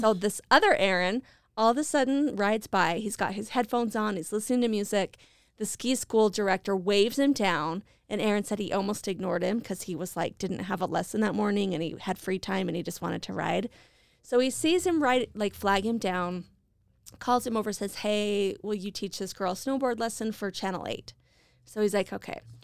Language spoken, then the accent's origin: English; Idaho Falls, Idaho, United States; moved away; I'm living back in my hometown of Idaho Falls